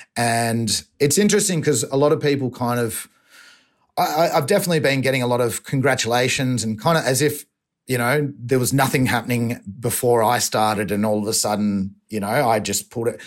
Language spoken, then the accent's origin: English; Torquay, Victoria, Australia; accent: Australian